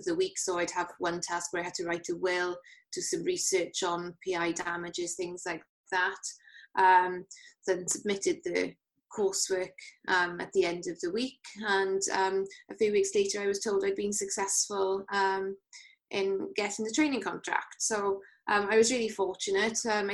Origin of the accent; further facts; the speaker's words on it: Llanelli, Wales, United Kingdom; also born or lived in Cardiff; I'm from Llanelli originally, so I'd moved up to Cardiff to do my degree and decided I wanted to move back west to live at home